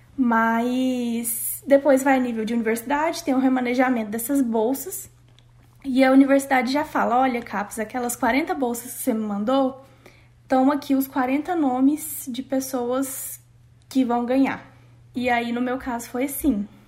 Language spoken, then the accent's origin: Portuguese; Brazil; moved away as an adult; now in Canada